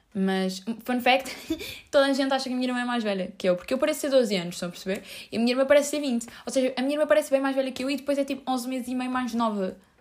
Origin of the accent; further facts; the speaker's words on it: Lisbon, Portugal; eu cresci naquela rua, eu sinto-me tão em casa como na rua legit onde eu cresci